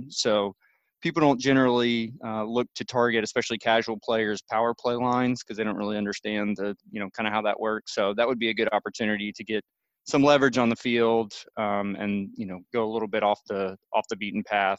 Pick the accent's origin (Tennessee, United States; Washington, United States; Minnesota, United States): Tennessee, United States; Nashville; Come to my hometown.